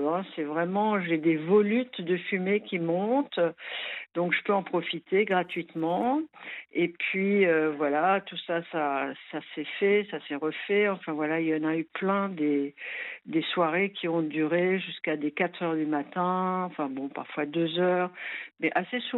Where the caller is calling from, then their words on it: Strasbourg, Grand Est, France; alors, moi je suis de Strasbourg.